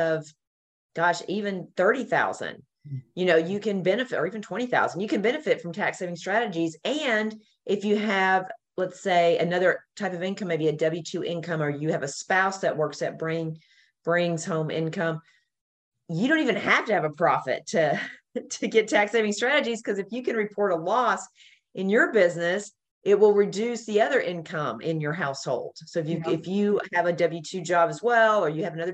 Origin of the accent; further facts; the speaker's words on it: Nashville, Tennessee, United States; now in Florida, United States; Nashville, Tennessee, which is where I'm from